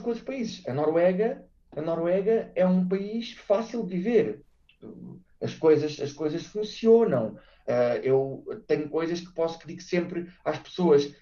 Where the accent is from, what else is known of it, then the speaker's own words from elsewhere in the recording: Portugal; moved away as an adult; also born or lived in Brazil / Norway; now in Singapore; nós somos portugueses